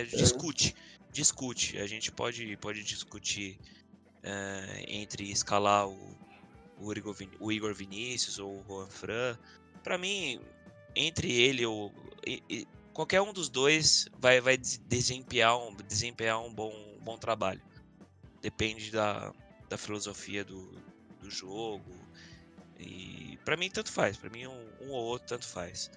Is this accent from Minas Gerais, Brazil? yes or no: no; São Paulo, Brazil; somos da, da Zona Norte